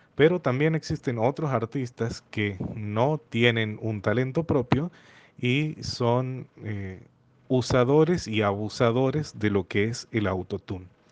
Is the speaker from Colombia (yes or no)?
no; Santiago del Estero, Argentina; Soy de Argentina, de la ciudad de Santiago del Estero.